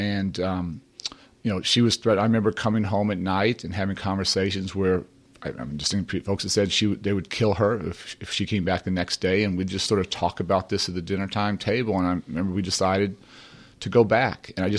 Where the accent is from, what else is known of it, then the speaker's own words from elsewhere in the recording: Chicago, Illinois, United States; Well, first of all, it is great to be home. And I grew up at 56 in Blackstone.